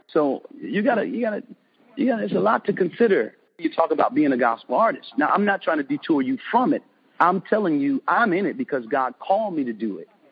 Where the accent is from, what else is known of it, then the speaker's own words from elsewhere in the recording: Detroit, Michigan, United States; moved away; I'm from Detroit